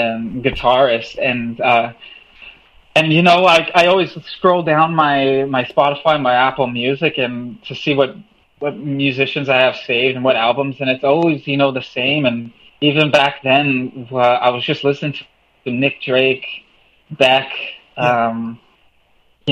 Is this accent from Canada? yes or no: yes; Selkirk, Manitoba, Canada; now in Hamilton, Canada; I grew up. I was born in Selkirk, Manitoba, just outside of Winnipeg